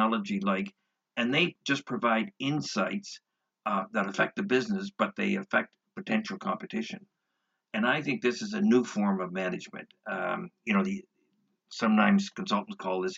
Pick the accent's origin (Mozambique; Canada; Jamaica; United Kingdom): Canada; I'm not an American, I'm a Canadian.